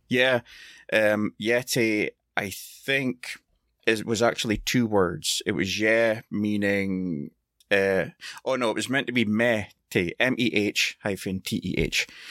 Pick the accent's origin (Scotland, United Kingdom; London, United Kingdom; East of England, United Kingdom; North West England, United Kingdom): Scotland, United Kingdom; I'm Scottish